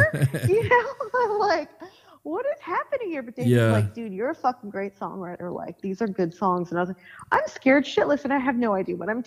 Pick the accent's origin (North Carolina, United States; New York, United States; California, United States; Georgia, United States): California, United States; Long Beach; also born or lived in Los Angeles; I hadn't lived in the city of Long Beach for, like, well over 10 years, you know, but that is where I grew up.